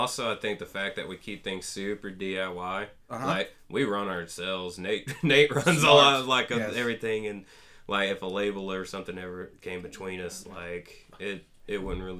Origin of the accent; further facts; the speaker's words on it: Trenton, Georgia, United States; Yeah, I grew up in the on the other part of the Georgia side in the Big Woods